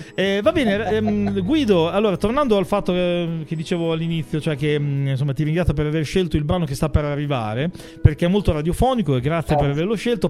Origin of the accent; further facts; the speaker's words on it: Emilia-Romagna, Italy; io che sono romagnolo quindi tendenzialmente sono un po' sburone